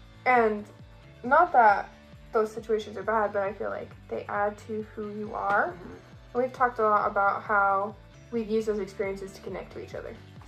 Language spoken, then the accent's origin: English; Arizona, United States; now in Rexburg, United States; we're originally from Arizona.